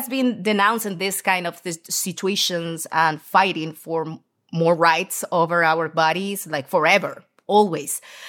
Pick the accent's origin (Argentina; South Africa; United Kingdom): Argentina; English is a second language; also born or lived in Seattle; I'm from Argentina, South America.